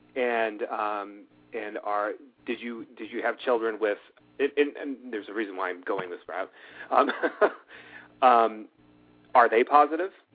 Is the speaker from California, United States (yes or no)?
yes; Los Angeles, California, United States; now in Charlotte, United States; I grew up out in Los Angeles